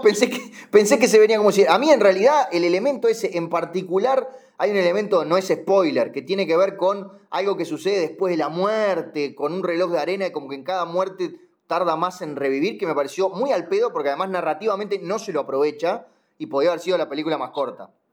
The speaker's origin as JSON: {"language": "Spanish", "country": "Uruguay", "said": "yo como uruguayo"}